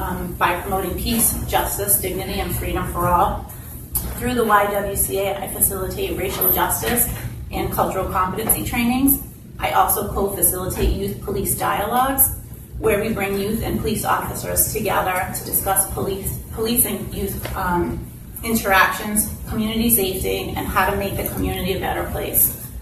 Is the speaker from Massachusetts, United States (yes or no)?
yes; New Bedford, Massachusetts, United States; I am running to be the Ward 1 City Councilor. I was born and raised in the Whaling City. I am the product of New Bedford Public Schools.